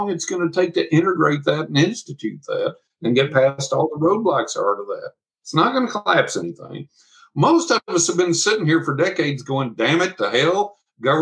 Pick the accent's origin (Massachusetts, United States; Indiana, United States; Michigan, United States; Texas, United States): Texas, United States; West; I'm from West Texas.